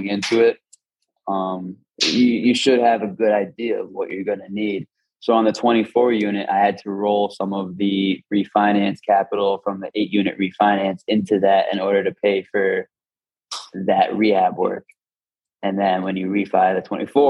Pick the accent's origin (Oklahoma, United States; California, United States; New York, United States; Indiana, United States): New York, United States; Schenectady; moved away; also born or lived in Tampa, Florida; I grew up in Schenectady, New York area